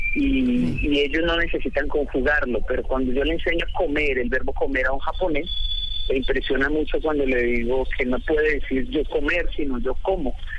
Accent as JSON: {"language": "Spanish", "region": "Bogotá", "country": "Colombia", "tie": "born or raised there", "also_born_or_lived": "Japan / Panama / Costa Rica / Tolima", "moved": "yes", "said": "yo soy de Ciudad Bolívar. Soy del barrio San Francisco. Eh, nací crecí en este lugar"}